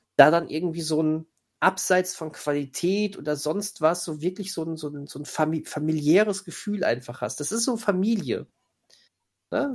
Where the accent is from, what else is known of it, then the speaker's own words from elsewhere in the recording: near where Bang Boom Bang was filmed, North Rhine-Westphalia, Germany; accent: Pott; ich komme ganz in Nähe aus dem Ort, wo die, wo Bang Boom Bang gedreht wurde